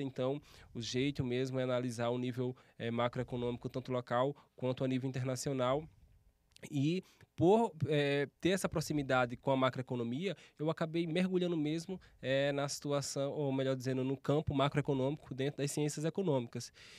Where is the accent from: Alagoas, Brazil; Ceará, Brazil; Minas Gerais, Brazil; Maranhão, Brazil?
Alagoas, Brazil; interior of; moved away as an adult; now in São Paulo, Brazil; Eu passei, morei praticamente minha vida inteira no interior de Alagoas